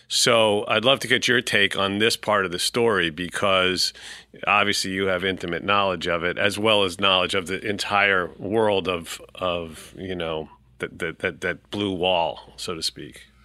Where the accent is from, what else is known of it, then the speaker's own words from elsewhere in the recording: New York City, New York, United States; I'm a New Yorker, born and bred